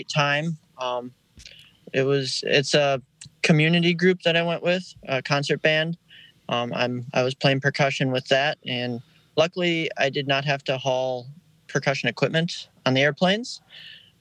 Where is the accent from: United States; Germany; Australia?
United States; Midwest; we're from the Midwest